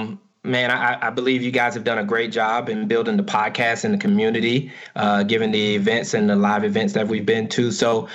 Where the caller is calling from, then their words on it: South Carolina, United States; I am calling from South Carolina.